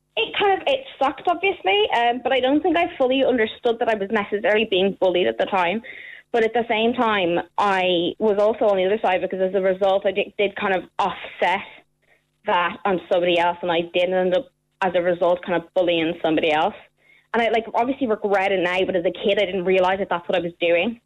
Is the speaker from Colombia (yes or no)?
no; Ireland; also born or lived in London; I was born in London, went to school over here for a while, um, and then I moved over to Ireland and I started school in Ireland